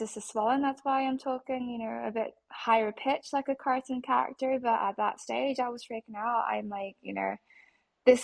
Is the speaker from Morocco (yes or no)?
no; Australia; I'm Asian, and I was raised in Australia, and I was always very proud of my Aussie nationality.